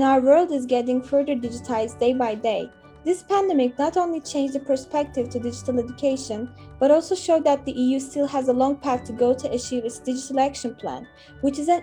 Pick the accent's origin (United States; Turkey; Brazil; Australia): Turkey; I'm 16, I come from Turkey